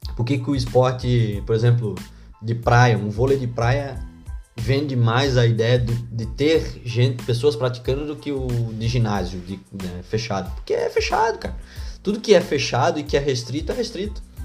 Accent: Northeast Region, Brazil; sou nordestino

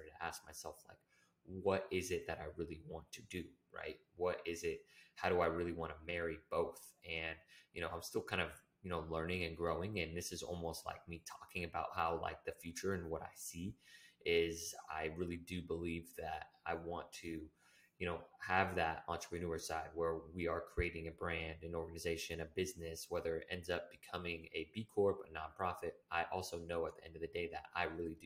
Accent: Humboldt County, California, United States; moved away; I'm from Humboldt County, which is a really small area in, you know, the United States

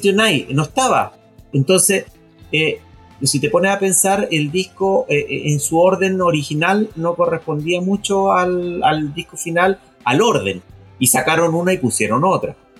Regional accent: Chile

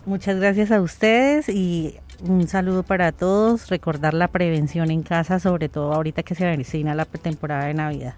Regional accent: Colombia; todos somos colombianos

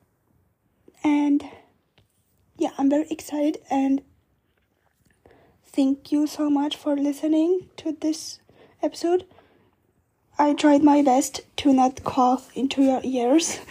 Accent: Vienna, Austria; my hometown of Vienna

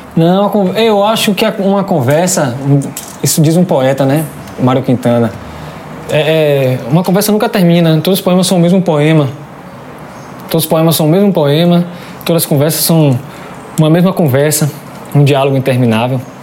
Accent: Salvador, Bahia, Brazil; Eu sou do Cabula e o batuque é da minha vizinhança

